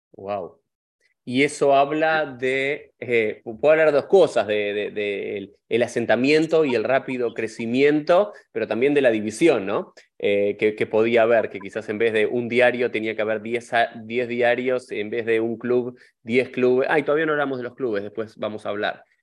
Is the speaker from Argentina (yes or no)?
yes; Argentina; nosotros dos que somos argentinos